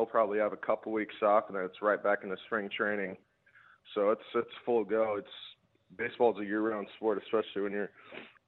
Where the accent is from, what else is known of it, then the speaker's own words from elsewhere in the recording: Oregon, United States; also born or lived in Perth, Australia; now in Adelaide, Australia; I was raised in Oregon